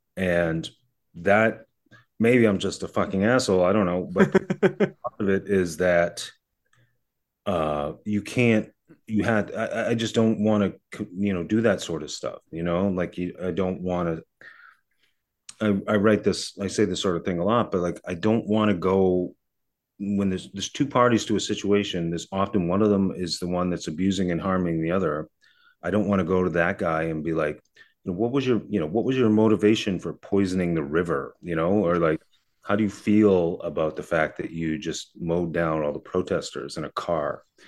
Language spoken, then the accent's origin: English; Kingston, Massachusetts, United States; I grew up south of Brockton. I grew up in Kingston.